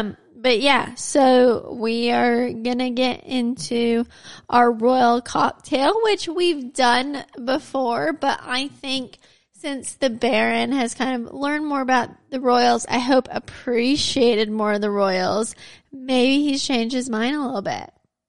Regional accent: United States; accent: Southern

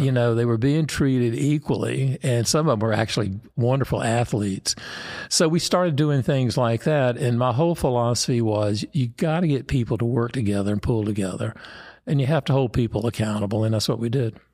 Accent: Mooresville, North Carolina, United States; my hometown, Mooresville, North Carolina

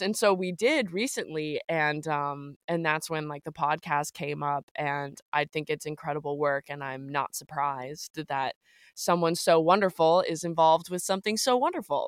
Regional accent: the South, United States; Growing up in the South

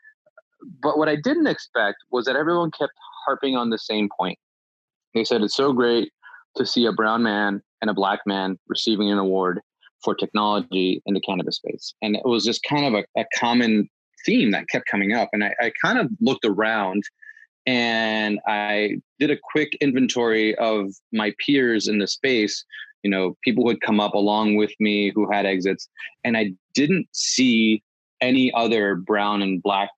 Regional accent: East Coast, United States; I grew up in the East Coast amongst Puerto Ricans and Dominicans and Ecuadorians

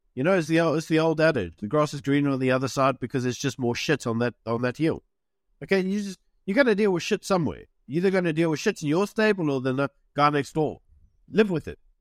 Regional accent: South Africa; moved away as an adult; also born or lived in United Kingdom; I'm South African, but, you know, I was in the U K for a while

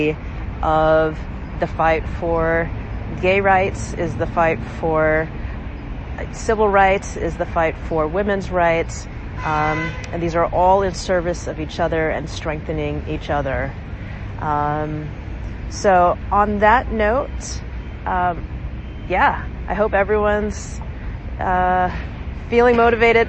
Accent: Georgia, South Carolina, United States; moved away; I grew up in the South, Georgia, South Carolina

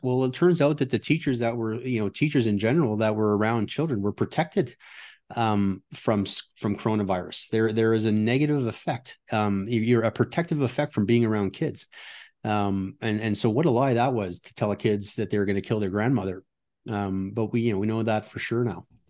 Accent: Ottawa, Ontario, Canada; moved away as an adult; also born or lived in United States; now in Alberta, Canada; I'm from Ottawa originally

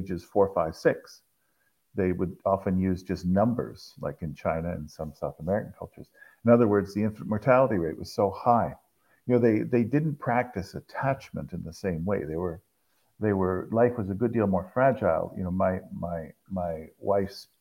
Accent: Toronto, Ontario, Canada; Grew up in the suburbs of Toronto

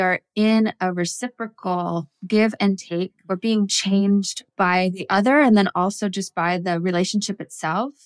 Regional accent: United States; I was raised in the United States on a small subsistence farm, only child of a single mom.

